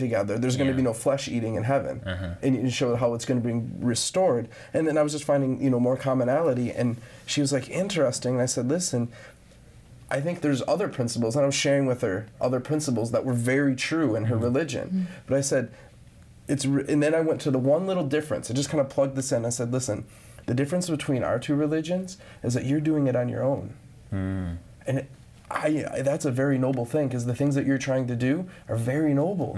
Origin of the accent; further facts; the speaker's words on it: Grand Rapids, Michigan, United States; growing up in Grand Rapids, Michigan